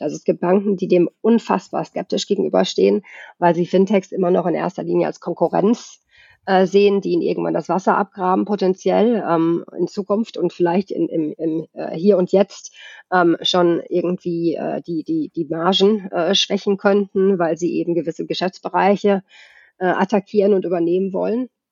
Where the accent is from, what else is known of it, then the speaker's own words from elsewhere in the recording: Germany; moved away as an adult; also born or lived in Sweden; now in Stockholm, Sweden; Ich bin ja in Deutschland geboren und aufgewachsen, habe aber den größten Teil meines Erwachsenenlebens tatsächlich in Schweden verbracht